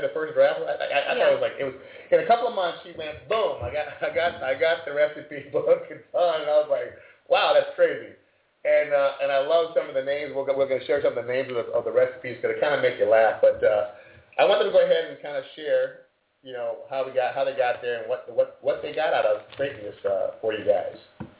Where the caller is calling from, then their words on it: Hermosa Beach, California, United States; the HCG Diet Coach, and we're calling from Homosa Beach, California.